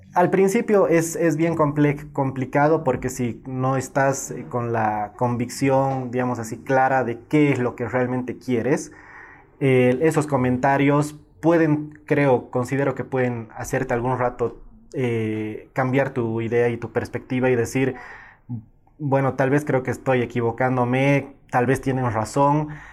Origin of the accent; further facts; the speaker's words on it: Cochabamba, Bolivia; yo nací en Cochabamba